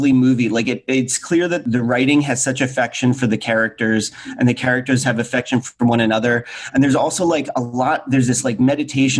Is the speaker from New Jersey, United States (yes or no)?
yes; New Jersey, United States; kid growing up in New Jersey